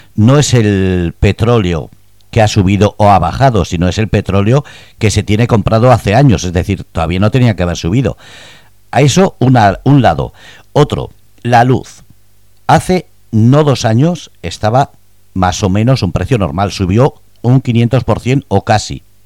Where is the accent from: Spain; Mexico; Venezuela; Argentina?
Spain; now in Germany; como española y como persona que vives en Alemania